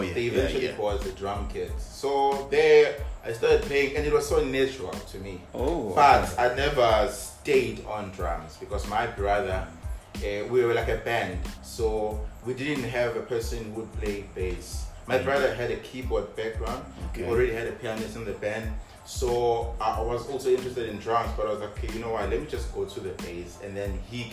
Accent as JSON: {"language": "English", "area": "KwaMashu", "region": "KwaZulu-Natal", "country": "South Africa", "tie": "born or raised there", "said": "I was born there, and then we moved when I was 7"}